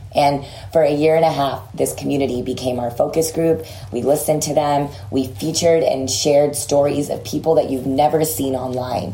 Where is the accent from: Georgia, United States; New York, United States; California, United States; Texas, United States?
Texas, United States; I grew up in Texas